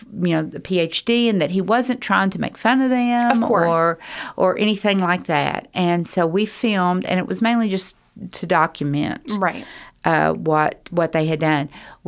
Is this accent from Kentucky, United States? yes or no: yes; Louisville, Kentucky, United States; born there; They move when I was growing up, it was every 4 to 6 years. I think now that they stay longer at churches. But we moved around a lot. So I just say, I was born in Louisville.